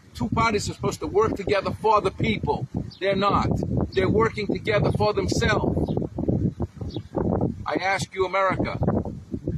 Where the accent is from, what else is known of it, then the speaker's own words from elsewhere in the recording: Boston, Massachusetts, United States; I grew up in Boston, Massachusetts